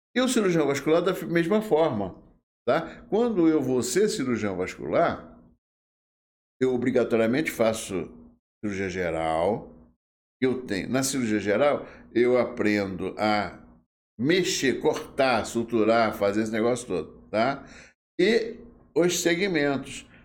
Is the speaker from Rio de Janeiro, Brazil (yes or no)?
yes; Rio de Janeiro, Brazil; moved away as an adult; now in Volta Redonda, Brazil; eu sou carioca do Rio de Janeiro. Hum. Nasci em Vila Isabel.